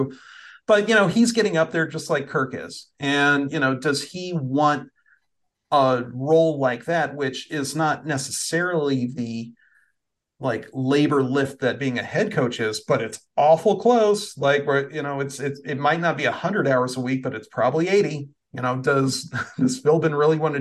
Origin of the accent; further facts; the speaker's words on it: Iowa, United States; I'm from Iowa myself